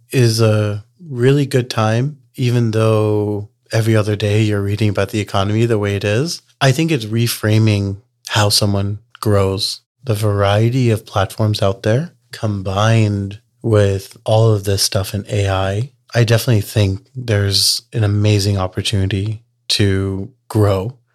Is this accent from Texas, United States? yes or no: yes; Texas, United States; You know, we're from Texas, so I kind of joke that growing a community is kind of like Texas barbecue.